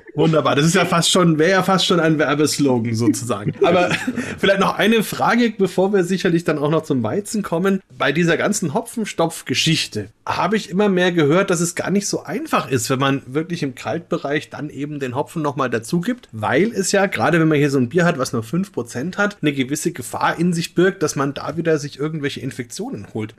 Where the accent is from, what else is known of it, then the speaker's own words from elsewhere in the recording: Upper Franconia, Bavaria, Germany; hier in Franken